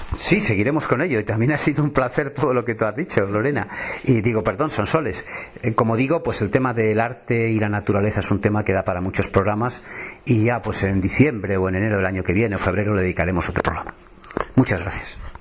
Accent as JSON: {"language": "Spanish", "town": "Salamanca", "region": "Castile and León", "country": "Spain", "tie": "born or raised there", "said": "me he criado mucho tiempo en mi vida en Salamanca"}